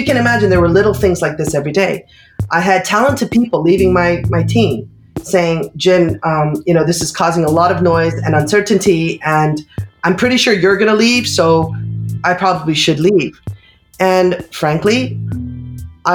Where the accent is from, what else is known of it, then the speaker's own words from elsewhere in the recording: United States; moved away as an adult; also born or lived in Bangkok / Brussels / Singapore; now in Tokyo, Japan; Though I am American, I have basically been living in Bangkok and Brussels, Singapore, and now Tokyo